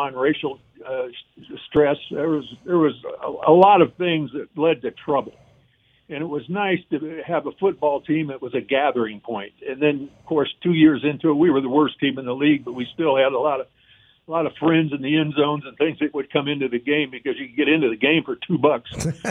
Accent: Cleveland, Ohio, United States; I grew up in the Cleveland area

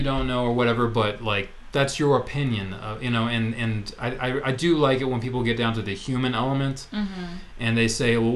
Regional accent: Texas, United States; I grew up in Texas

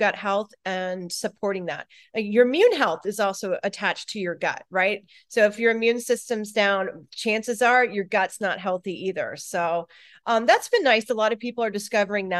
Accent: Florida, United States; moved away as an adult; also born or lived in Colorado; I live in Florida. I grew up in Florida. I just recently relocated back here

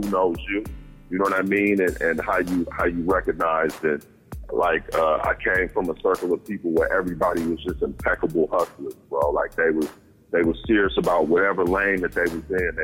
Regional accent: Santa Rosa, California, United States; also born or lived in Richmond, California / Oakland, California / San Francisco, California; I'm from Santa Rosa, California. That's where I grew up. That's where I went to high school

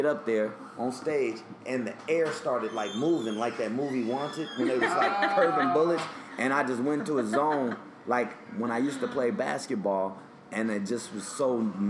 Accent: Portland, Oregon, United States; moved away as an adult; also born or lived in Bakersfield, California; now in New York, United States; Yeah, I'm from Portland, Oregon. Born and raised.

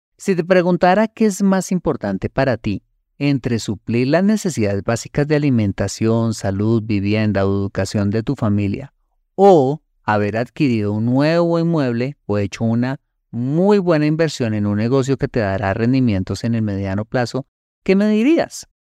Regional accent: Colombia; los colombianos

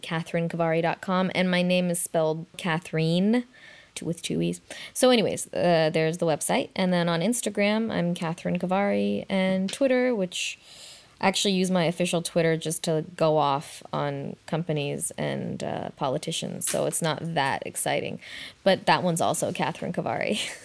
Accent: Oakland, California, United States; growing up in Oakland

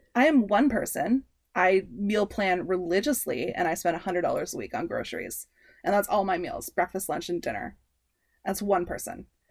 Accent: Canada; we are Canadian slash North American centric

